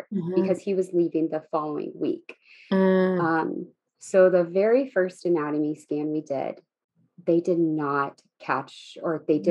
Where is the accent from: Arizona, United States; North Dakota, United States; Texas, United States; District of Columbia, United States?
Texas, United States; moved away as an adult; now in California, United States; I was born and raised in Texas